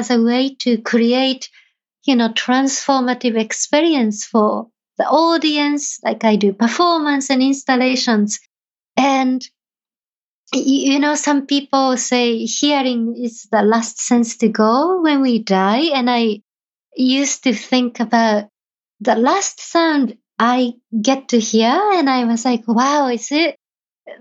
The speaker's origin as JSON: {"language": "English", "country": "Japan", "tie": "born or raised there", "moved": "yes", "said": "somebody who was born and raised in Japan"}